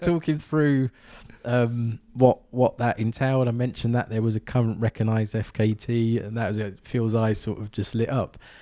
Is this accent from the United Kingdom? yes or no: yes; London, United Kingdom; also born or lived in County Durham; growing up in Southeast London